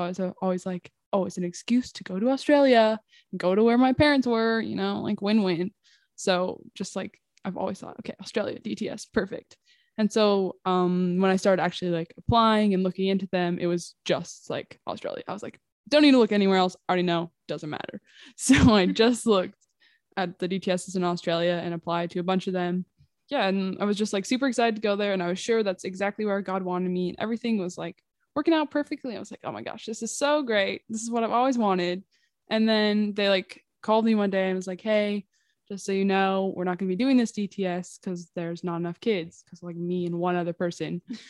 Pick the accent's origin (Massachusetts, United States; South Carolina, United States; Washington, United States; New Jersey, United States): Washington, United States; I'm 19 from Washington State in the U.S.